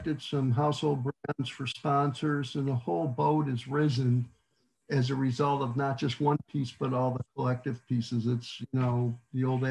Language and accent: English; near Watkins Glen, New York, United States; now in Texas, United States; I grew up near Watkins Glen